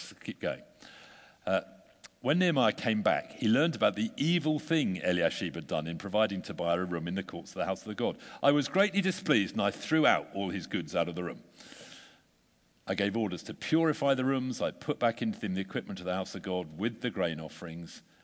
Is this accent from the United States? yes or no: no; United Kingdom; We're British